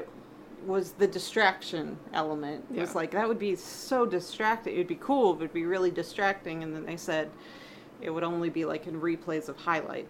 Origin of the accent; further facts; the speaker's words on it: United States; I'm from America, land of all that stuff.